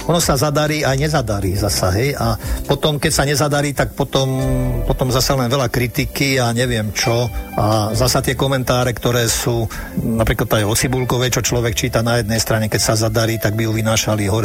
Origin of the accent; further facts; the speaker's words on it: Nitra Region, Slovakia; ja keď si spomeniem na svoje detstvo a e, svoje Vianoce a svoju zimu, tak to bývali a sme vyrastali pri Nitre Hej, takže mm, a tam bývali záveje po, minimálne po kolena.